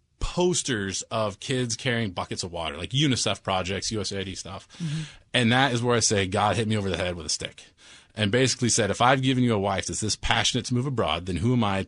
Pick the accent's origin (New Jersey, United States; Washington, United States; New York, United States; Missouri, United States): Washington, United States; I grew up in Washington State